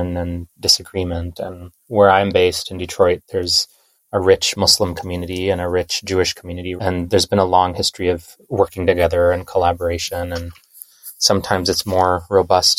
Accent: India; now in United States; I'm an immigrant from India myself

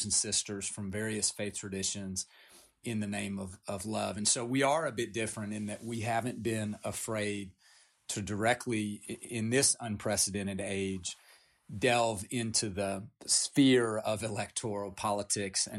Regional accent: Appalachia, United States; I grew up in Appalachia. I come from 9 generations in Appalachia

